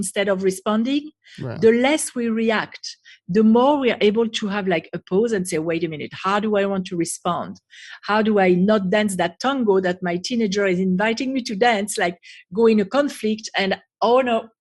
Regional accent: France; English is a second language; moved away as an adult; also born or lived in United States; now in Israel; So originally I was born and raised in France

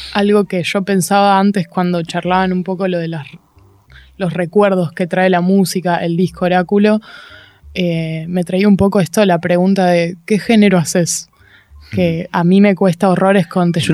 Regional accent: Buenos Aires, Argentina; soy de acá, soy de Capital, eh, crecí crecí en Palermo, o muy, muy porteña

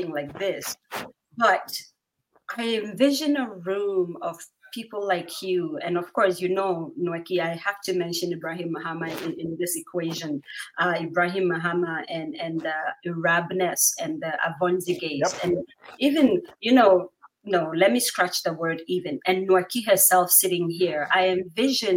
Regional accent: Bawku, Upper East, Ghana; I'm from the north.

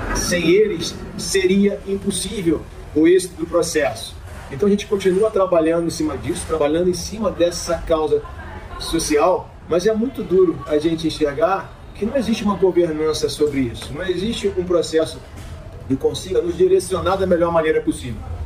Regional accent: Petrópolis, Rio de Janeiro, Brazil; médico veterinário, nascido e criado em Petrópolis, 47 anos na região

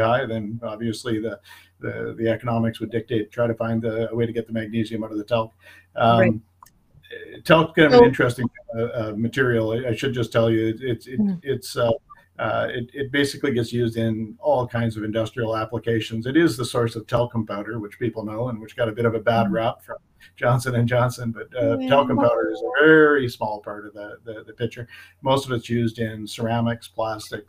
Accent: North Shore of Lake Superior, Northern Ontario, Canada; I grew up in Northern Ontario on the North Shore of Lake Superior, and we were a pulp mill town

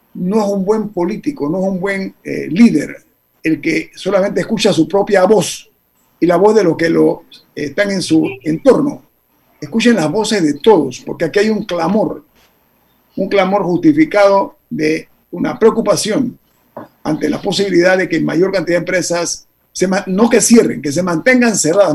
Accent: Panama; todos somos panameños

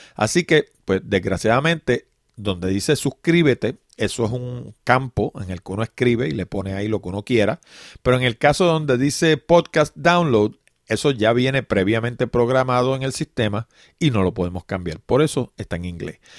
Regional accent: Puerto Rico; en Puerto Rico, en particular, hablo de mi país

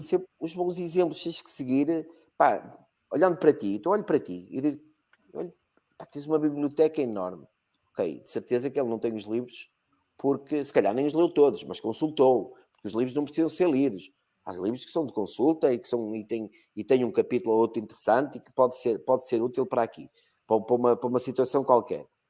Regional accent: Algarve, Portugal; also born or lived in Porto; now in Braga, Portugal; nasci no Algarve, que ah, ah, se aprende logo inglês

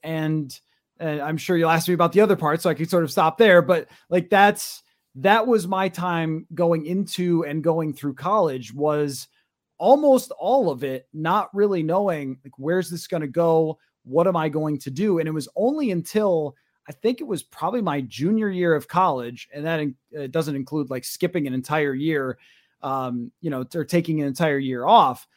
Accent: western New York, United States; moved away as an adult; now in Minnesota, United States; I kinda grew up in a small town, maybe an hour outside of Rochester and Buffalo

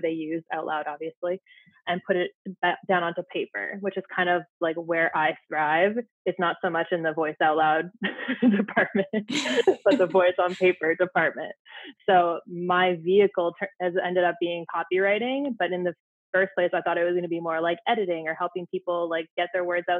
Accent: Ottawa, Ontario, Canada; moved away as an adult; now in Saskatchewan, Canada; I had moved from Ottawa, my hometown, to a very small town in Saskatchewan

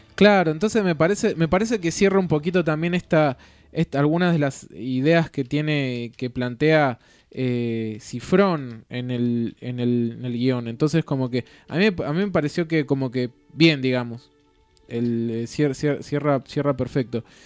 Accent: Buenos Aires, Argentina; yo también soy de Buenos Aires

